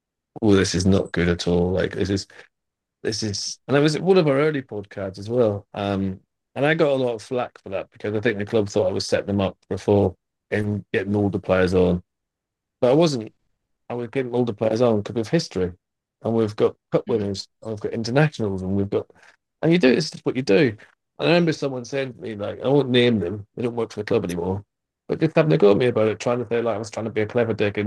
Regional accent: Northern Ireland, United Kingdom

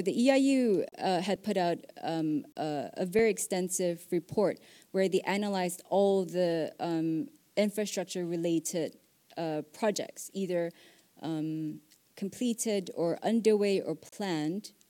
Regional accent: Singapore; I'm from Singapore

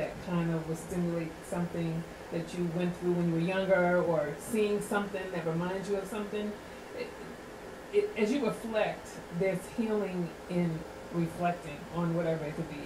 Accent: New York City, New York, United States; also born or lived in Spanish Harlem / Bronx; I was born and raised in Queens

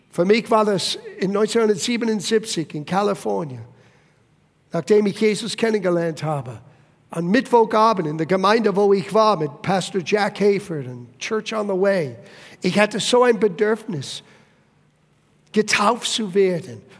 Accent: Italy; Ich war selber aus, ähm, als Italiener, aus einer katholischen Familie, äh, meine Eltern haben mich getauft, als ich ein kleines Baby war.

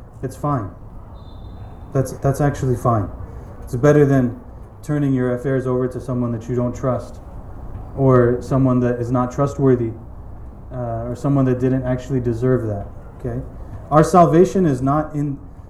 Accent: United States; I grew up in the American Muslim masjid.

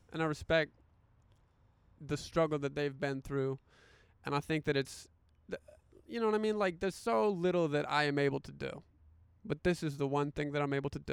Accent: the South, United States; I grew up in the South

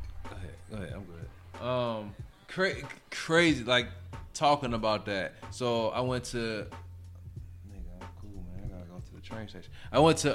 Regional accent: Gary, Indiana, United States; growing up in Gary, that's you know, it was like, you know, 85-90% black

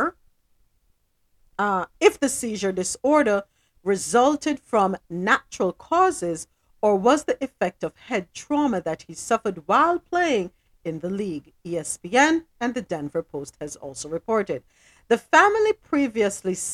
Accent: Jamaica; growing up in Jamaica

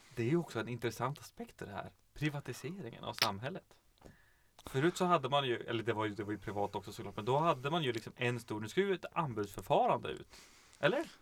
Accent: Kiruna, Norrbotten County, Sweden; jag kommer ju från Kiruna

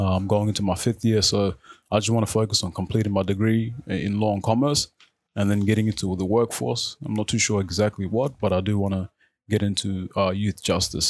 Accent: Footscray, Victoria, Australia; first language Arabic; English is a second language; also born or lived in South Sudan / Khartoum / Egypt; I grew up in Footscray. So I went to Footscray West Primary School.

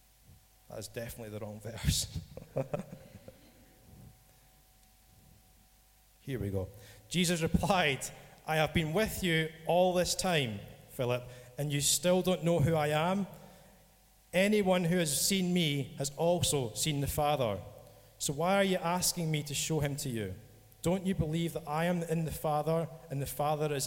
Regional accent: Scotland, United Kingdom; I'm from Scotland

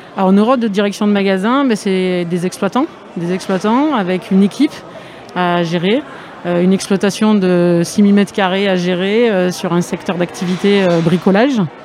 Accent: Aix-en-Provence, Provence-Alpes-Côte d'Azur, France; moved away; je suis du 13 à la base. Hein. Bon, je suis pas de Arles, mais je suis d'Aix-en-Provence

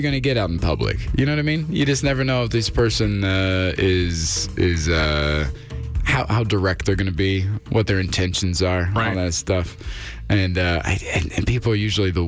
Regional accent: Midwest, United States; I am from the Midwest.

